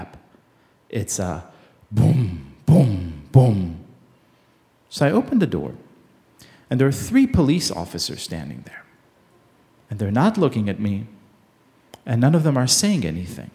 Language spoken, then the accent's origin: English; Israel; I grew up in Israel in the 1980s